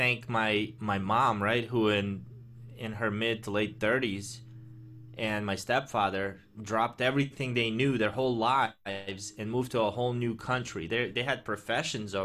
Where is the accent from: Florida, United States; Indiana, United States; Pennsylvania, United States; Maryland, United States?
Maryland, United States; Baltimore; English is a second language; also born or lived in Azerbaijan / Austria / Italy; I grew up in the Baltimore area, you know, since I was 10